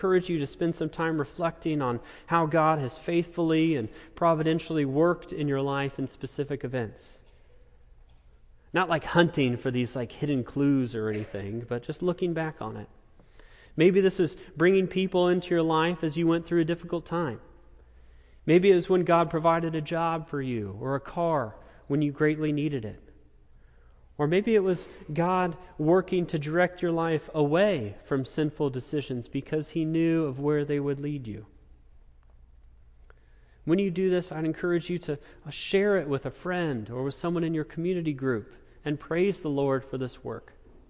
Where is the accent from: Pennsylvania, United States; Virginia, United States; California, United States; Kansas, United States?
Kansas, United States; Topeka; also born or lived in Manhattan, Kansas; now in Wichita, United States; I grew up in Topeka